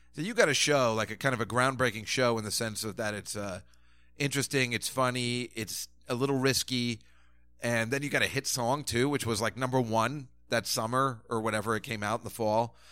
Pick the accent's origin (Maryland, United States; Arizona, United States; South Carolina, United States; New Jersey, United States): New Jersey, United States; also born or lived in Sheepshead Bay, Brooklyn, New York; I grew up in Jersey and, you know, certainly, uh, and grew up in Sheepshead Bay, Brooklyn